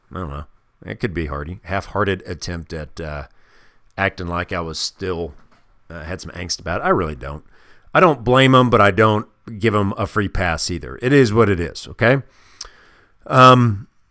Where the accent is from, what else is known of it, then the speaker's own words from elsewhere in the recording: Kansas City, Missouri, United States; moved away; growing up in the Midwest in a city called Kansas City, Missouri